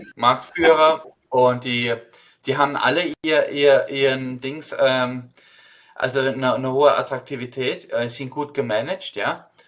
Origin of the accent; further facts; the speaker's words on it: Mannheim, Baden-Württemberg, Germany; now in United States; ich bin in Mannheim aufgewachsen